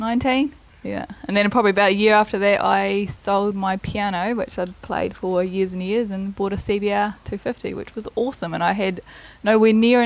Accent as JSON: {"language": "English", "town": "Rangiora", "region": "Canterbury", "country": "New Zealand", "lives_now": "Christchurch, New Zealand", "said": "I am from Rangura, so I've always been from the South Island."}